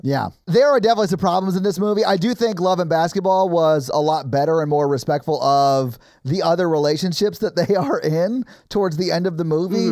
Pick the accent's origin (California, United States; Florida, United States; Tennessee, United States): Tennessee, United States; Nashville; I grew up white in Nashville